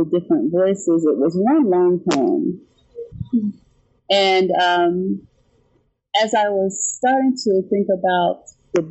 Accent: Nashville, Tennessee, United States; moved away as an adult; also born or lived in Kansas City, Missouri; now in New York City, United States; I grew up in Nashville, and I lived in the Midwest for about 5 years in Kansas City, Missouri

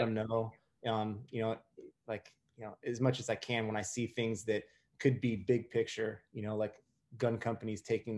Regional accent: New Orleans, Louisiana, United States; moved away; also born or lived in Myrtle Beach, South Carolina; I was born in Myrtle Beach and raised in just outside of New Orleans for a while

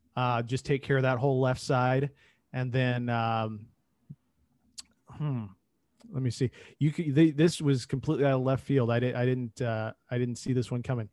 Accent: Indianapolis, Indiana, United States; I grew up in Indy, obviously, during the Peyton Manning, uh, era here.

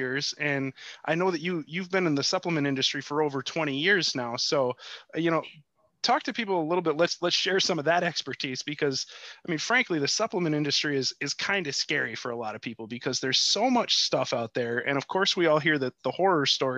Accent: Chicago, Illinois, United States; moved away; I'm from Chicago originally

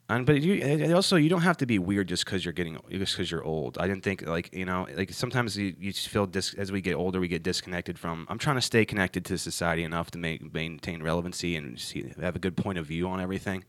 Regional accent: Ohio, United States; moved away as an adult; now in North Carolina, United States; I'm from Ohio originally

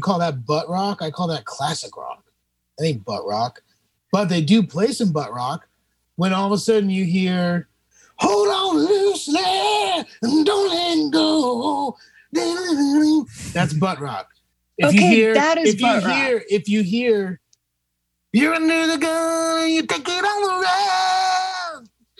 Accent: Brooklyn, New York, United States; also born or lived in Staten Island / Queens; I grew up in Brooklyn, lived Staten Island for a little bit, Queens, so all over the place.

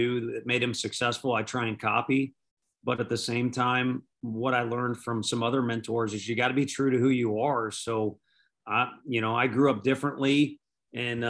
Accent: St. Louis, Missouri, United States; I'm from St. Louis. I grew up in North County there

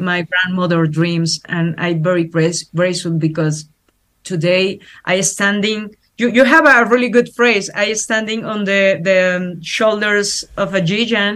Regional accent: Mexico; English is a second language; as Mexican people, as Latin American people

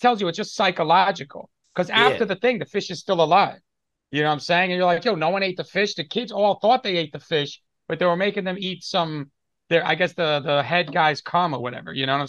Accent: New York City, New York, United States; I'm from Brooklyn.

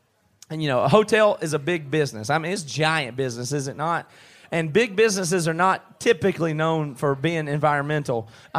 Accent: near Clemson, South Carolina, United States; accent: Southern; moved away as an adult; also born or lived in Seattle; We grew up near Clemson, South Carolina. We're all the way down here in Australia

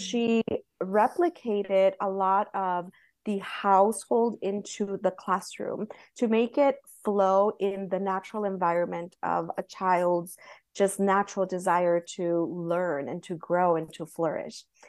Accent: Southern California, United States; moved away as an adult; where I grew up in California

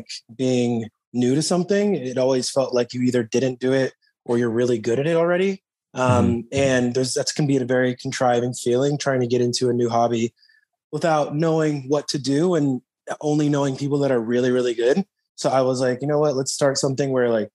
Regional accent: Texas, United States; moved away as an adult; also born or lived in Boulder, Colorado; I grew up in Texas

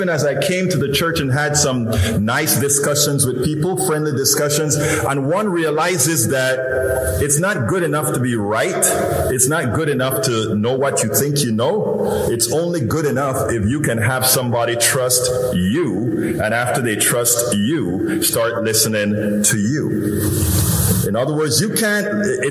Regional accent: Panama; now in Houston, United States; I'm originally from Central America, Panama, you know, that little peninsula, all the way in Central America. And when I grew up, one of the big things about the United States is that all of us, one of our dreams was to come to the United States

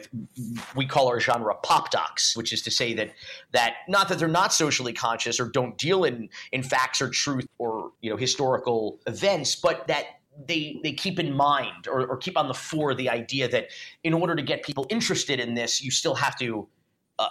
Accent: Miami, Florida, United States; we grew up in Miami

